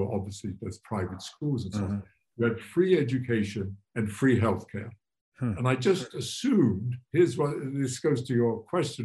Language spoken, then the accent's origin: English; England, United Kingdom; moved away as an adult; now in United States; I grew up, I was born in England, in the beginning of the Second World War. And I grew up in post-war Britain